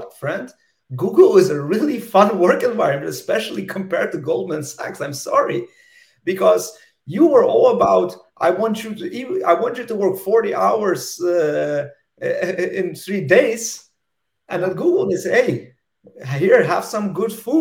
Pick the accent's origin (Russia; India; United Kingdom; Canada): Russia; moved away; I'm originally from Soviet Union, from Russia